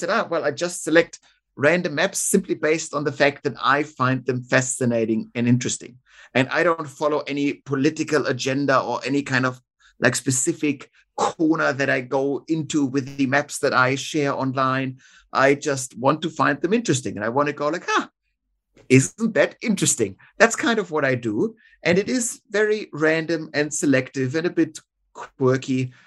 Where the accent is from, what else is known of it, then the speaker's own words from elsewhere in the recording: Munich, Bavaria, Germany; now in Australia; my hometown of Munich